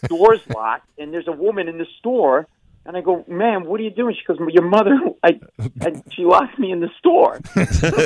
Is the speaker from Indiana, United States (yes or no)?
no; Providence, Rhode Island, United States; we grew up in Providence, Rhode Island, in a tenement house